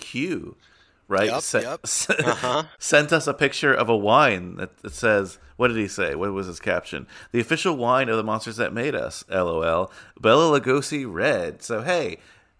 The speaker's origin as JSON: {"language": "English", "town": "New York City", "region": "New York", "country": "United States", "said": "being a New Yorker"}